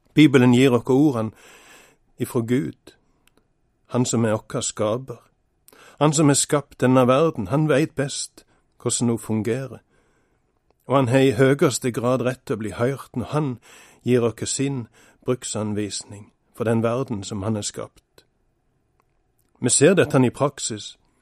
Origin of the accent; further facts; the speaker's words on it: Norway; Bestemor mi bodde i andre etasje hjemme på Vatland da jeg var liten.